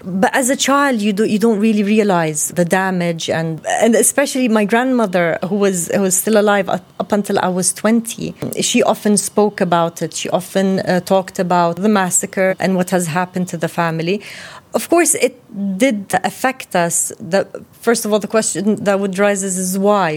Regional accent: Jordan; we grew up in Jordan with my mother's side

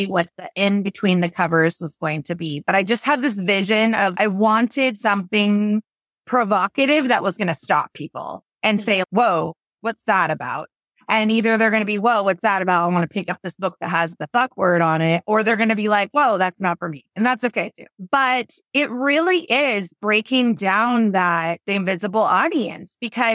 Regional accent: Washington, United States; I am born and raised in Washington State

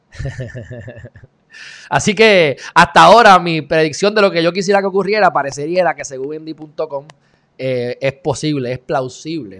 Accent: Puerto Rico; somos puertorriqueños, vivimos en Puerto Rico

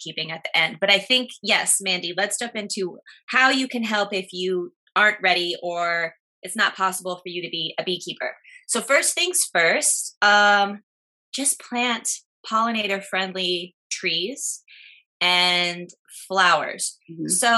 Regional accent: Midwest, United States; now in New Jersey, United States; I'm from the Midwest, and where I'm from, we did not see these

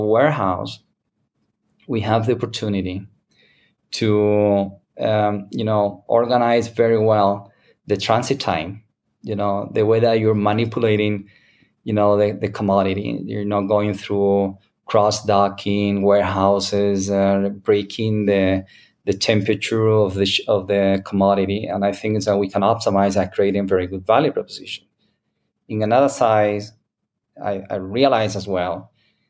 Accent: Spain; English is a second language; now in United States; I'm original from Spain

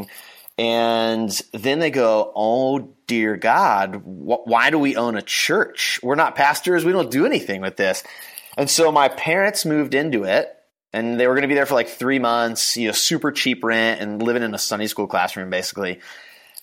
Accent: Davidson, North Carolina, United States; I went to college in my hometown, which is Davidson, North Carolina

